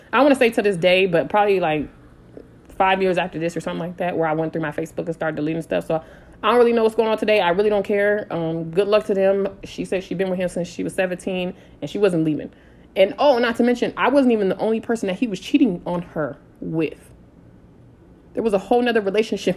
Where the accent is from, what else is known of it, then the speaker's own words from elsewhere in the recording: San Diego, California, United States; so I'm from San Diego